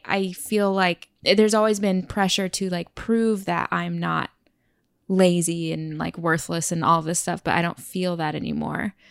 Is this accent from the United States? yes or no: yes; Oklahoma, United States; moved away as an adult; also born or lived in California / Tulsa; now in New York, United States; I was born in California, but I was raised in Oklahoma.